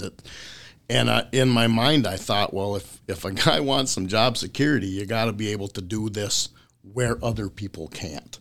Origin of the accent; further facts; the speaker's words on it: Mora, Minnesota, United States; I grew up in Mora, Minnesota, which is an hour north of Twin Cities and about twenty minutes south of Mille Lacs.